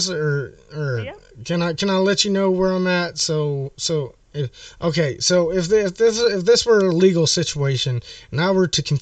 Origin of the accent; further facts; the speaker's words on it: Midwest, United States; So, you know, I'm from the Midwest and y'all ain't got very many leaves around here, right?